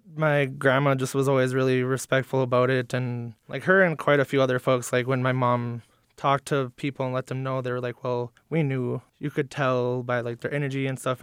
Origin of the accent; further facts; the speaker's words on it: Lac du Flambeau Reservation, northern Wisconsin, United States; I'm from the Lactoflammable Reservation in northern Wisconsin